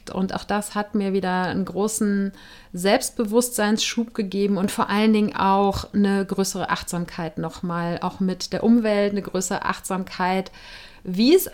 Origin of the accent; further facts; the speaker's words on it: Cologne, North Rhine-Westphalia, Germany; inzwischen 40 Jahre alt. Ich komme aus Köln, wo ich im Moment auch wieder mal bin.